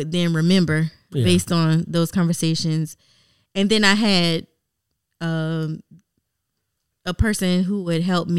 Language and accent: English; United States; moved away as an adult; also born or lived in China; If I say I'm American